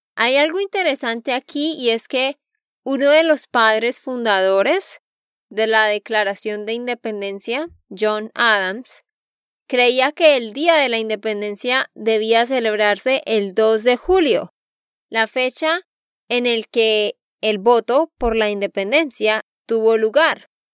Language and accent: Spanish; Santander, Colombia; de Santander, Colombia